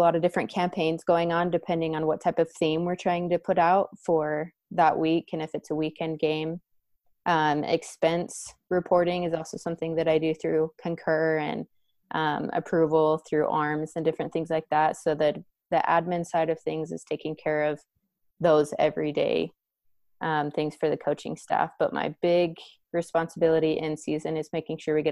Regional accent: Vernal, Utah, United States; now in Spokane, United States; I'm originally from Vernal, Utah. It's a small town farming community

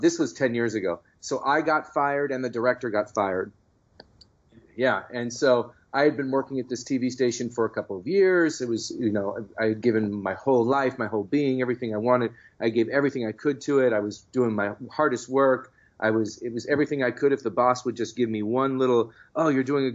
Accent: San Francisco, California, United States; the San Francisco Chronicle for the first time, which is my hometown newspaper

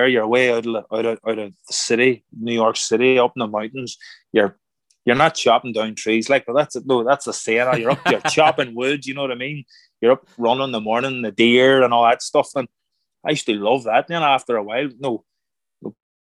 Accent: Ireland; moved away as an adult; now in United States; I'm Irish

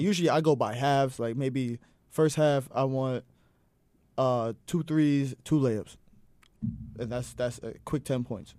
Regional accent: Hopewell Junction, New York, United States; I am from Hopewell Junction, New York. That is upstate

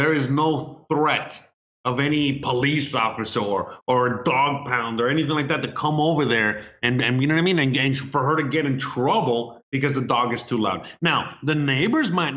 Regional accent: United States; now in Mexico; I'm Hispanic, you know, I mean, I'm American

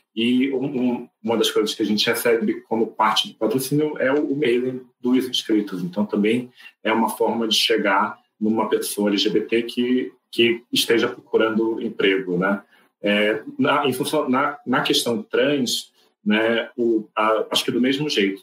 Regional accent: Rio de Janeiro, Brazil; moved away as an adult; now in São Paulo, Brazil; eu sou carioca, e moro em São Paulo há quatro anos

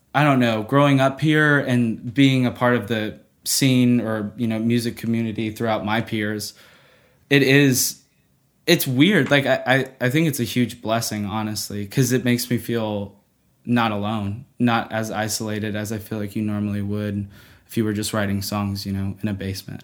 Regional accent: Nashville, Tennessee, United States; growing up in Nashville

